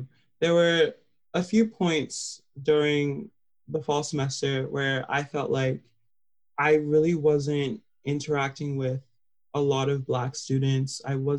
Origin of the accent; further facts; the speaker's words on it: Dracut, Massachusetts, United States; I'm from Dracut, from a 88.8% white town